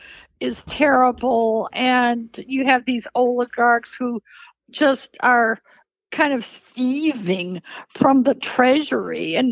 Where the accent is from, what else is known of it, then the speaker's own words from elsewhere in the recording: United States; And of course, being American, we don't know a lot about places that we haven't heard much about.